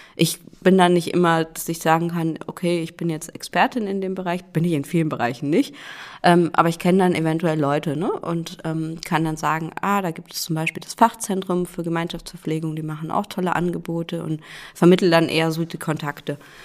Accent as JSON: {"language": "German", "town": "Cologne", "region": "North Rhine-Westphalia", "country": "Germany", "tie": "born or raised there", "also_born_or_lived": "Rostock / Kiel", "moved": "as an adult", "lives_now": "Rhön, Germany", "said": "geboren bin ich in Köln, also eigentlich eine Großstadtpflanze ursprünglich."}